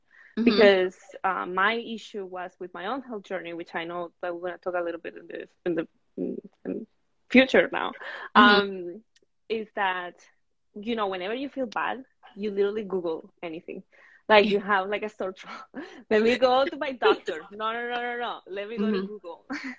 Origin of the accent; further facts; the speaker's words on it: Venezuela; moved away as an adult; also born or lived in Brooklyn, United States; now in United States; I am from Venezuela. I moved to the States about 7 years ago and mainly lived in Brooklyn.